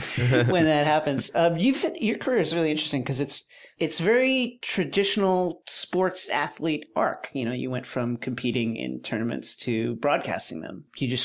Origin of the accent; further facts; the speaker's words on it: Levittown, New York, United States; Very close to where I grew up in Levittown.